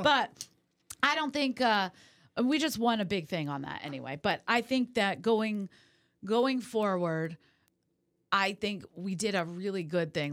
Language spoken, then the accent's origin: English; California, United States; moved away; also born or lived in New England / Las Vegas; I'm originally from California